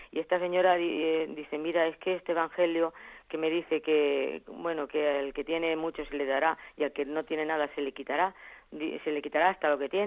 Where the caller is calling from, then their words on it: Albacete, Castilla-La Mancha, Spain; de Albacete.